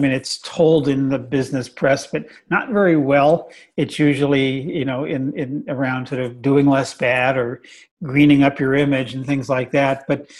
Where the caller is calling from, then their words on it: Oakland, California, United States; I'm zooming in from home in beautiful Oakland, California.